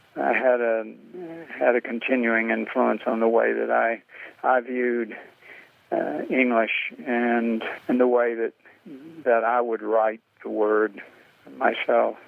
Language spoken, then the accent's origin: English; the American South, United States; being white Southerner